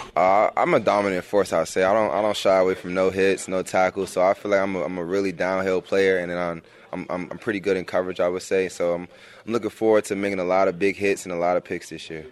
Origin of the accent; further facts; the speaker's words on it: Maryland, United States; moved away; at home we're kind of a Big Ten, 'cause, you know, we're from Maryland